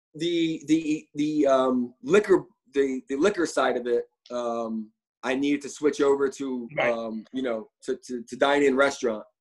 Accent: Philadelphia, Pennsylvania, United States; moved away as an adult; also born or lived in New York; now in Sarasota, Florida, United States; I'm originally from Philadelphia, but uh, I've been living in New York now for 17 years.

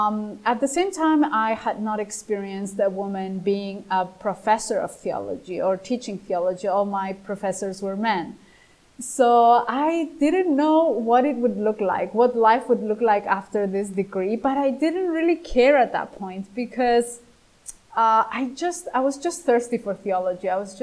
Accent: Greece; English is a second language; Growing up in Greece, in the Greek language, and in the New Testament, and the Christian context here in the tradition is.

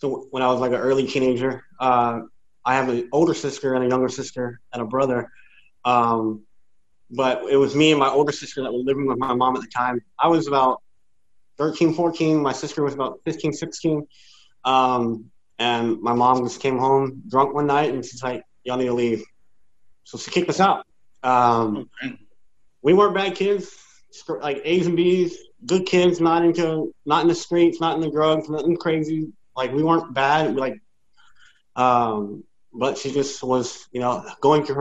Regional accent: San Antonio, Texas, United States; born or raised there

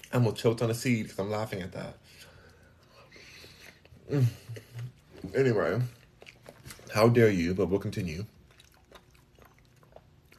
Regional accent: Los Angeles, California, United States; moved away; also born or lived in Houston; I'm from Los Angeles. I'm born and raised there

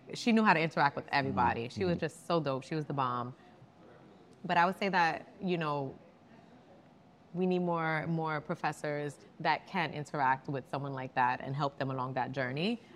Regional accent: New York City, New York, United States; I'm from the Bronx. I wanted to work with people, like, you know, I grew up around

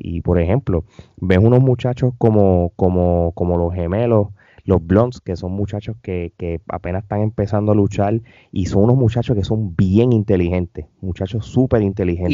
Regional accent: Puerto Rico; yo como, como puertorriqueño

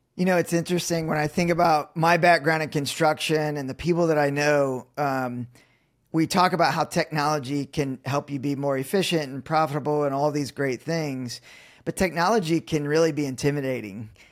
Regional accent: Indiana, United States; I'm still in Indiana, so born and raised, it's, it's, it's, it's my roots

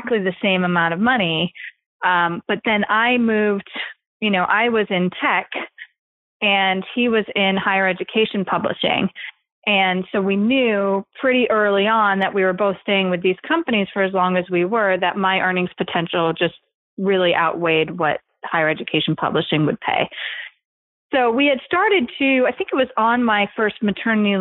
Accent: East Coast, United States; also born or lived in California; now in New York, United States; we're both from the East Coast originally

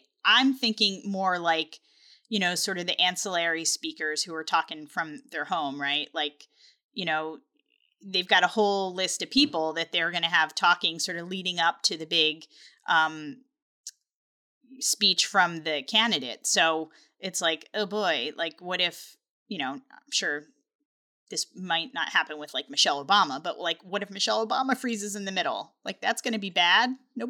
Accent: Delaware, United States; I'm from Delaware.

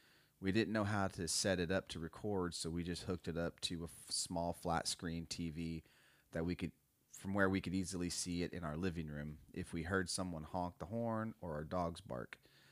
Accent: Florida, United States; I'm born and raised in South Florida, and I'm a member of the Miccosukee tribe.

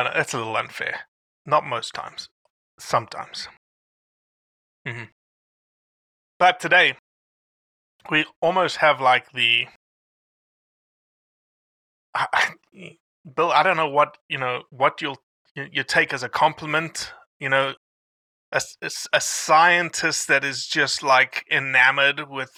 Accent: South Africa; moved away; how I was raised in South Africa

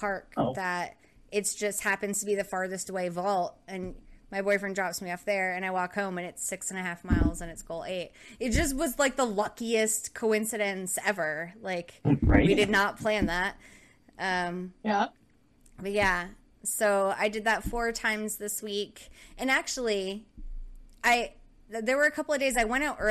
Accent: Rhode Island, United States; now in Oklahoma, United States; I grew up in Rhode Island.

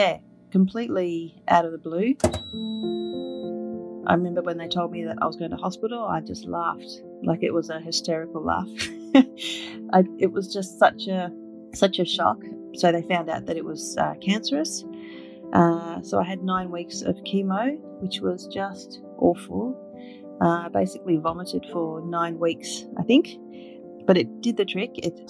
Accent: Papua New Guinea; also born or lived in Northern Territory, Australia; was actually born in Papua New Guinea on the very north coast. My father was a missionary pilot, and we grew up in Papua New Guinea and also in Northern Territory in Australia.

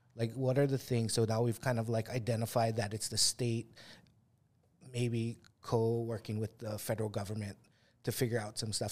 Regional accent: Kauai, Hawaii, United States; we come from Kauai

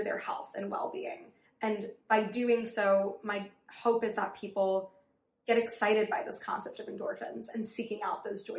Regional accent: New York City, New York, United States; also born or lived in Riverdale, Bronx; I grew up on the Upper East Side. My family moved to Riverdale when I was in high school

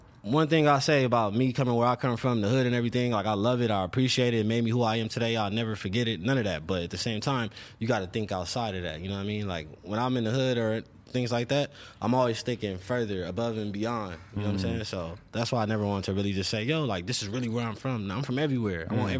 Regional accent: Los Angeles, California, United States; South Central LA. I grew up off Western.

